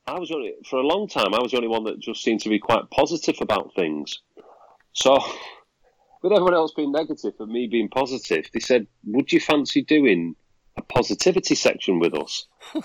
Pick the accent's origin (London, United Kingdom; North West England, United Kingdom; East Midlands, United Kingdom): North West England, United Kingdom; Manchester; I'm from Manchester, you know, grew up in the south Manchester, Fallowfield. But I live North Manchester now